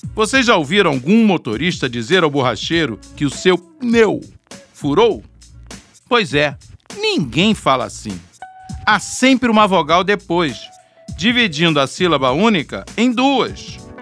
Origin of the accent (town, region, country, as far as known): Brazil; accent: Brazilian